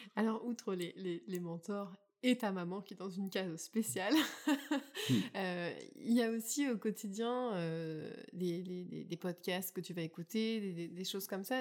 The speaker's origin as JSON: {"language": "French", "area": "Burgundy", "region": "Bourgogne-Franche-Comté", "country": "France", "tie": "born or raised there", "also_born_or_lived": "Champagne", "moved": "as an adult", "lives_now": "Prince Edward Island, Canada", "said": "suis née en Champagne et que j'ai grandi en Bourgogne"}